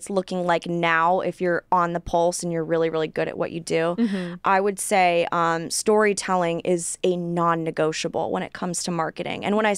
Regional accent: California, United States; Because, again, I was born and raised in California. I was in the California dating pool.

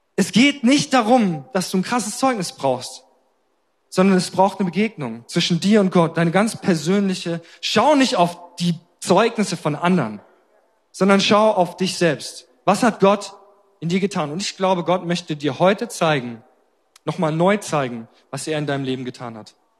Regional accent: Germany; als Deutsche

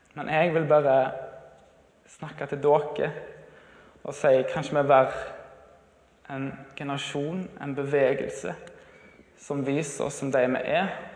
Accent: Moss, Østfold, Norway; moved away; jeg bodde hjemme på Moss

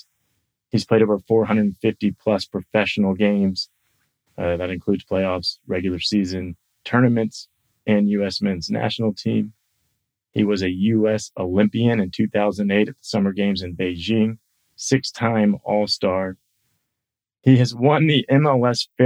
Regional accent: Tampa, Florida, United States; I grew up in Tampa, Florida, which isn't far from Bradenton.

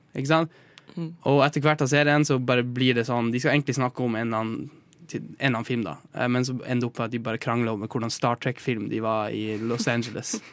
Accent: Northern Norway, Norway; vi i Nord-Norge

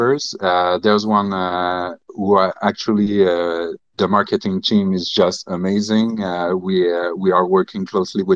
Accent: Canada; English is a second language; I'm French Canadian

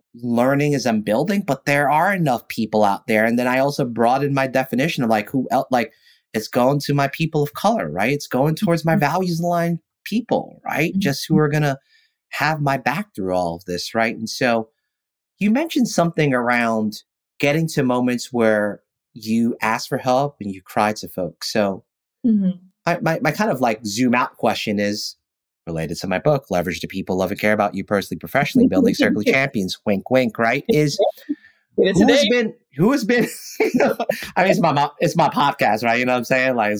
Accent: New York City, New York, United States; I know enough Spanish to be dangerous, to be clear, growing up in New York City

